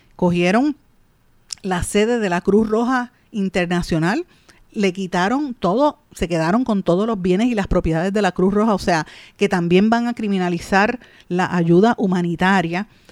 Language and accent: Spanish; Puerto Rico; Nosotros como puertorriqueños